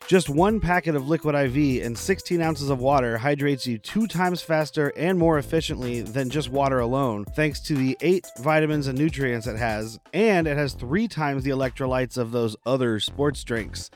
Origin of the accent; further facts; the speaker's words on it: Arizona, United States; I'm from Arizona